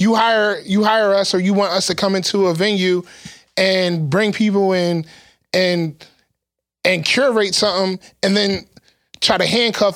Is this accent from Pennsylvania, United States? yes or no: yes; Philadelphia, Pennsylvania, United States; also born or lived in Atlanta; we're from Philly.